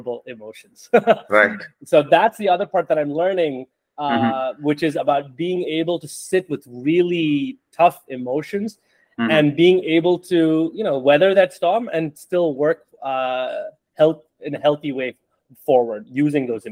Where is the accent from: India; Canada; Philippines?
India; now in United States; growing up in India and then coming to the US as an immigrant